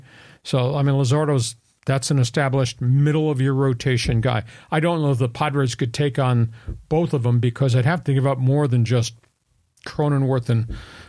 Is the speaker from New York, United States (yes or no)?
yes; Long Island, New York, United States; I grew up on Long Island